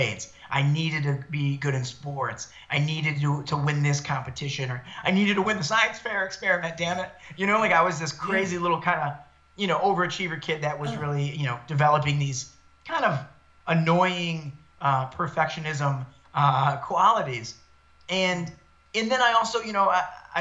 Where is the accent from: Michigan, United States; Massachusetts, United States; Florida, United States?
Michigan, United States; Detroit; moved away as an adult; also born or lived in East Lansing, Michigan; now in Los Angeles, United States; I was born and raised about 10 minutes from downtown Detroit in a neighborhood known as Downriver